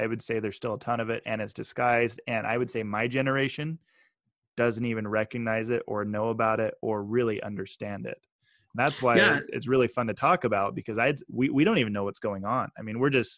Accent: Meridian, Idaho, United States; also born or lived in Utah; I grew up in Meridian, Idaho, 33,000 residents

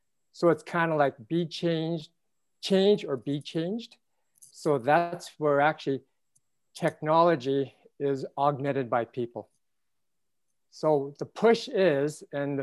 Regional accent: Canada; as a Canadian

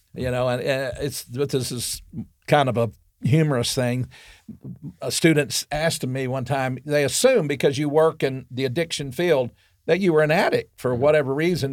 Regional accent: Arkansas, United States; I grew up in Arkansas

